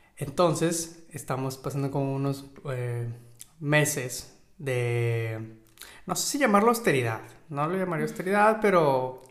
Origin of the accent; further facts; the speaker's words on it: Mexico; moved away; yo soy mexicano y tengo el pasaporte mexicano